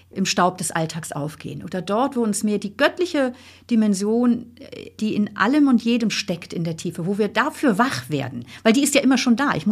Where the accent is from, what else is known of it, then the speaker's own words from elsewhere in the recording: Northern Germany, Germany; Ich komme ja auch aus Norddeutschland, wo nicht so viele religiös geprägt sind